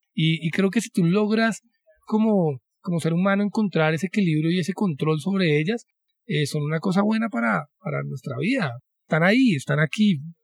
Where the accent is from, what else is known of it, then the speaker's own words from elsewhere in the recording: Colombia; como colombianos